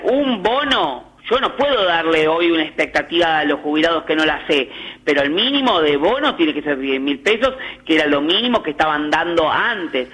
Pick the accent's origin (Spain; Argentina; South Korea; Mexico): Argentina; a mí como argentino